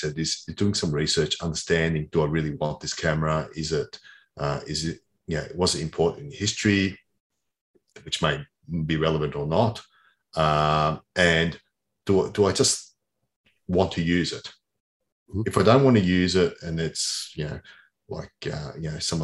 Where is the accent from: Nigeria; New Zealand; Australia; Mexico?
Australia; I grew up in Australia.